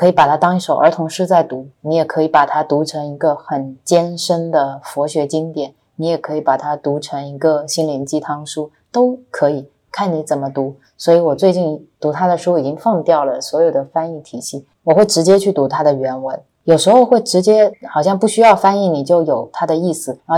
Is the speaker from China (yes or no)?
yes; China; 我们说我们是中国来的